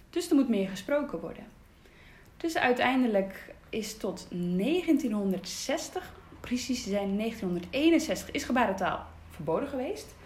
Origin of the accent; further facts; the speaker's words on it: Groningen, Netherlands; also born or lived in Twente; Ik ben in Twente geboren en mijn ouders zijn op zoek gegaan eh, ja, naar iets voor mij, omdat ik doof ben. Dus toen zijn we naar eh, Groningen gegaan.